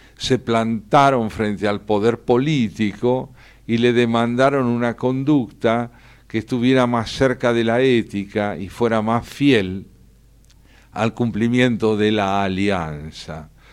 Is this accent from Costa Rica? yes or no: no; Argentina; lo escribí como argentino